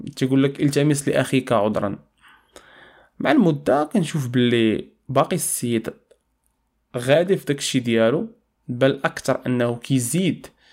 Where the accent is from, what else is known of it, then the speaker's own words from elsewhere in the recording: Morocco; عندنا في المغرب